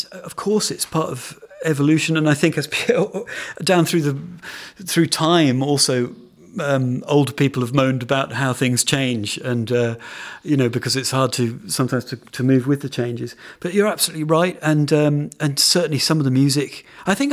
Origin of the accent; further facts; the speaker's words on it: PJ Harvey's hometown, South West England, United Kingdom; She's from my hometown.